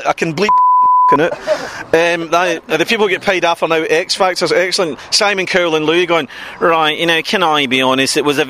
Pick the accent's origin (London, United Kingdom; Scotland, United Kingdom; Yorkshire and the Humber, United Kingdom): Scotland, United Kingdom; Glasgow; in my hometown of Glasgow.